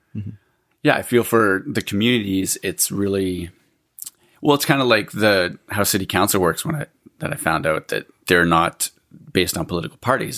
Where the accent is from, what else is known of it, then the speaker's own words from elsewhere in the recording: Alberta, Canada; now in British Columbia, Canada; I grew up in Alberta and then I came here